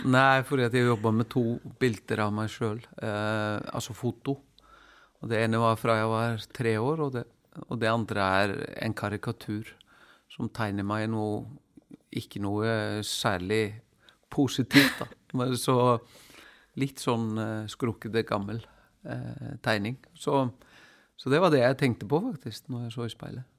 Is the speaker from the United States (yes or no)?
no; Iceland; moved away